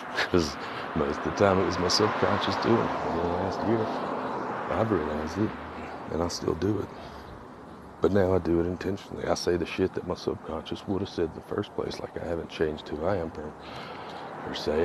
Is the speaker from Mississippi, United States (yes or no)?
yes; Mississippi, United States; I am from Mississippi